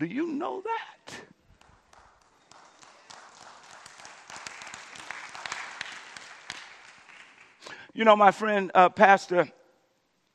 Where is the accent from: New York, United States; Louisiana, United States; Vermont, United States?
Louisiana, United States; my home state, Louisiana